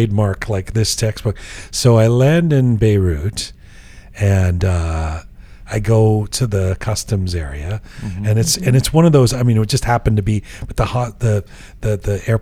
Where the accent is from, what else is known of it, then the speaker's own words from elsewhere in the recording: London, United Kingdom; also born or lived in Iran; now in Canada; I was born in London. It says right there. I was born in England. I'm from England and Canada.